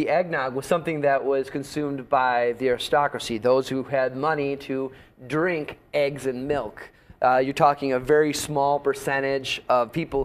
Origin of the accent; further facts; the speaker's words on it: Northeast, United States; moved away; I'm from the Northeast originally